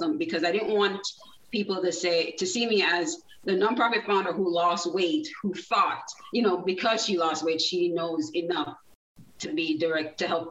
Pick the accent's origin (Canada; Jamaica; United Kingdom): Jamaica; moved away as an adult; now in South Florida, United States; I was born in Jamaica. So I lived there about 19 years